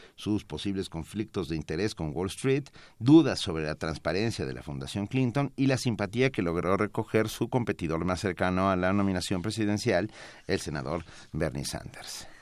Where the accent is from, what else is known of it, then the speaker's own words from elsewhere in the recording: Mexico; yo soy mexicano